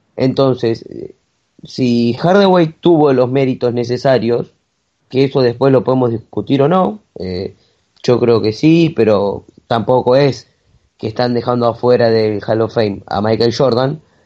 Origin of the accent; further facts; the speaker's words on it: Argentina; un orgullo como argentino